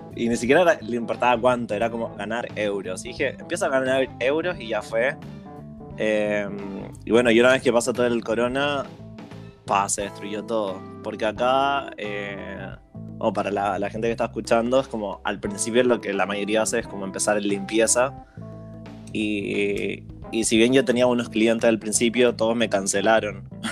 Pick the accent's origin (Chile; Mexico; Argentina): Chile; moved away as an adult; now in Berlin, Germany; yo la chilena